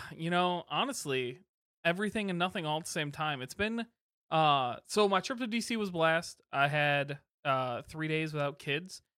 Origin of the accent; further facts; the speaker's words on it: Kalamazoo, Michigan, United States; I grew up in Kalamazoo, home of Bells